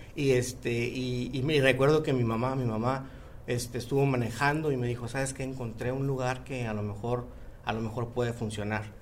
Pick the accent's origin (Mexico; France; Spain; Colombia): Mexico; now in United States; el equipo somos mexicanos orgullosamente